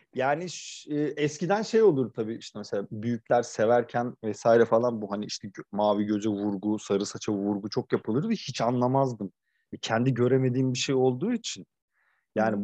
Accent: Kırıkkale, Turkey; also born or lived in Ankara (Mamak); bunun büyük bir kısmını işte yalnız işte Kırıkkale'de Sanayi Mahallesi'nin tepesinde yaşayan anneannemle geçirdim.

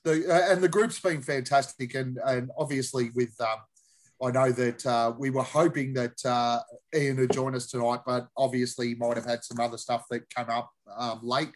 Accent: Australia; We're Aussies.

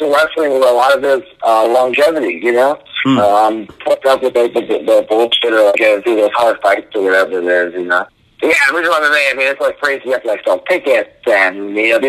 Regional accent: New Jersey, United States; I'm from New Jersey

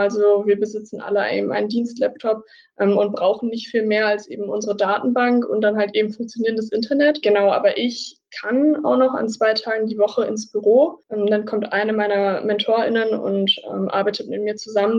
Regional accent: Münster, North Rhine-Westphalia, Germany; moved away as an adult; now in Jena, Germany; Also ich komme eigentlich so aus dem Raum Münster, im Norden von NRW

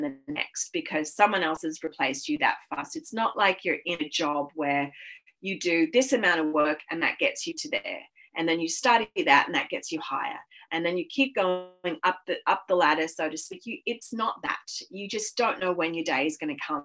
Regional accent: Sydney, New South Wales, Australia; moved away as an adult; also born or lived in Los Angeles, United States; I'm from Sydney.

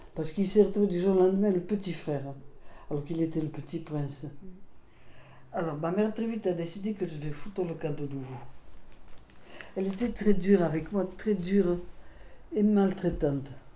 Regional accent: Alsace, Grand Est, France; first language Alsatian; French is a second language; moved away; also born or lived in Melun / Burgos, Spain / Basque Country; j'ai été éduquée en Alsace. J'ai parlé de ma première langue, l'alsacien

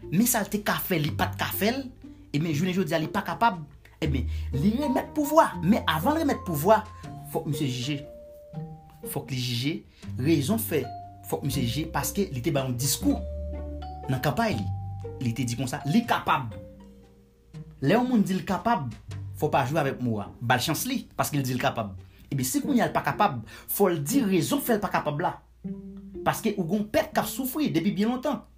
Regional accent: Haiti; moved away

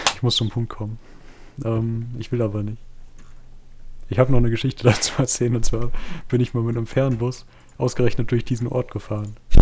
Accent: Waldeck, Hesse, Germany; ich habe einen Artikel von der Waldeckischen Landeszeitung, meine Heimat, meine Zeitung

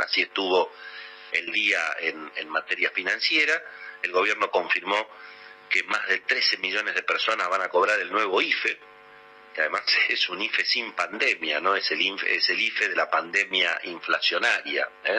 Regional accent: Argentina; somos prisioneros los argentinos

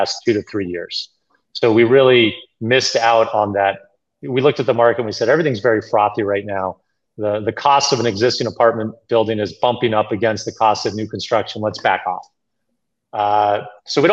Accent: Boston, Massachusetts, United States; I grew up in Boston.

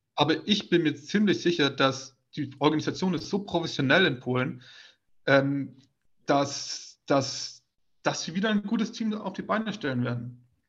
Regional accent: Swabia, Baden-Württemberg, Germany; Schwaben, äh, ich komme ja selbst aus der Gegend

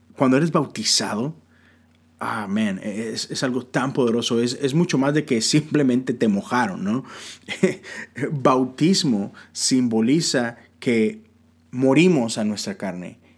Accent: Mexico; now in United States; yo vivo en los Estados Unidos, ah, pero soy ciudadano de México, aún hasta hoy legalmente soy ciudadano mexicano. Mi acta de nacimiento dice que yo soy mexicano

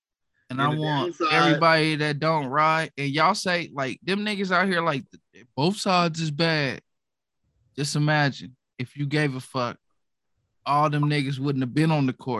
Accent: Dallas, Texas, United States; I am from Dallas.

